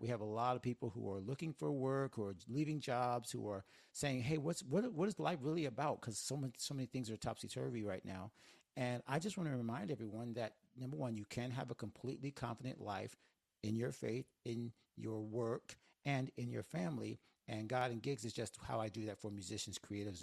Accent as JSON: {"language": "English", "region": "Northwest Florida", "country": "United States", "tie": "born or raised there", "moved": "as an adult", "lives_now": "Miami, United States", "said": "It's Northwest Florida, but growing up in the South"}